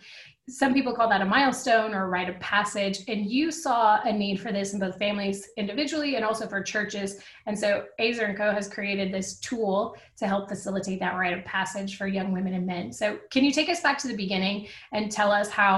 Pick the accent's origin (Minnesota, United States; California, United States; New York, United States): California, United States; Southern; now in Texas, United States; I was born in Southern California